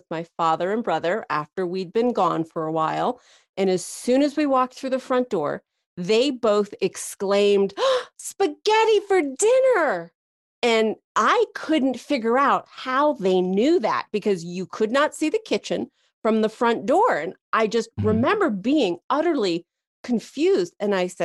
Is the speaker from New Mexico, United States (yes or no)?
yes; Santa Fe, New Mexico, United States; I grew up in Santa Fe, New Mexico